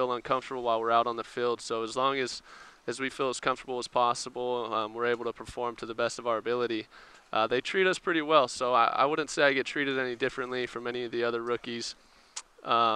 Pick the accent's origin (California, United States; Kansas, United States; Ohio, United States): California, United States; Southern; I'm from Southern California